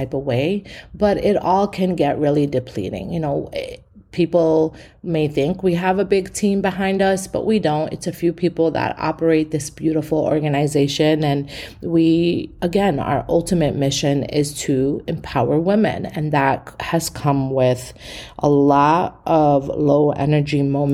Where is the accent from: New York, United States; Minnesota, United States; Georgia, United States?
New York, United States; New York City; I'm born and raised in East New York. I come from the hood